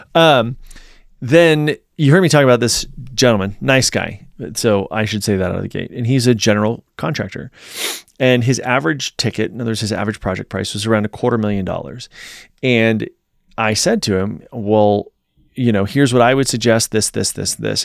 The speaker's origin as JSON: {"language": "English", "region": "Virginia", "country": "United States", "tie": "born or raised there", "moved": "yes", "said": "my hometown in Virginia"}